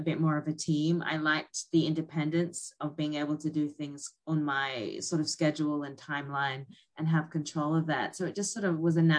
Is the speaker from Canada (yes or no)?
no; North Queensland, Australia; moved away as an adult; also born or lived in Sydney, Australia; now in New York, United States; I was born in North Queensland